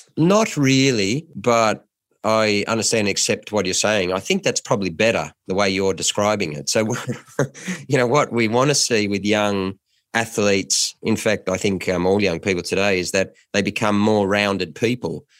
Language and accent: English; Lismore, New South Wales, Australia; moved away; I come from Lis Moore.